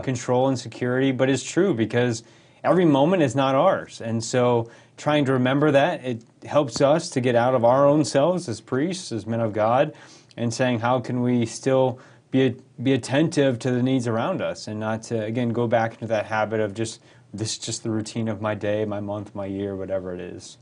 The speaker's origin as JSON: {"language": "English", "region": "rural Colorado", "country": "United States", "tie": "born or raised there", "moved": "as an adult", "lives_now": "St. Louis, United States", "said": "I grew up in rural Colorado. I lived there eighteen years"}